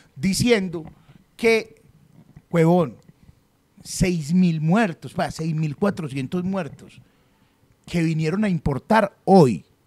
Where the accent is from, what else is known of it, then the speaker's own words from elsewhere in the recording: Colombia; somos colombianos.